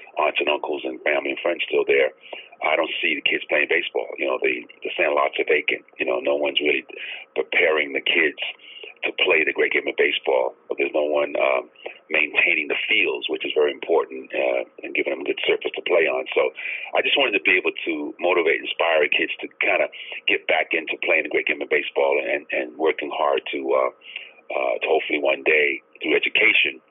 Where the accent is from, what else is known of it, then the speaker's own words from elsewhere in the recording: New York City, New York, United States; I grew up in Brownsville, Brooklyn, the mean streets of Brownsville, New York, a very, very tough area